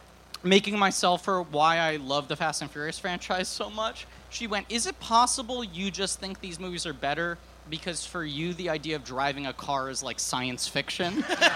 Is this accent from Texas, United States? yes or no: no; New York City, New York, United States; I grew up in New York City.